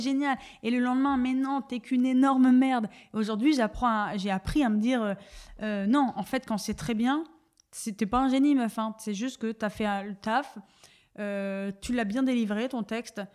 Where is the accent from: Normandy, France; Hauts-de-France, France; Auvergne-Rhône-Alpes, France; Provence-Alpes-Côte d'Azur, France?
Hauts-de-France, France; Dunkirk; moved away; je viens euh, de Dunkerque euh, dans un milieu plutôt euh, populaire